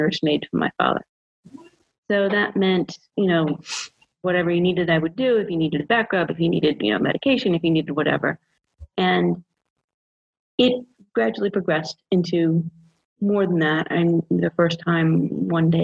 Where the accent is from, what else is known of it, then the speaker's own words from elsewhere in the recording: Massachusetts, United States; moved away as an adult; now in Georgia, United States; I'm from Massachusetts, but I've been living in Georgia for the last 5 years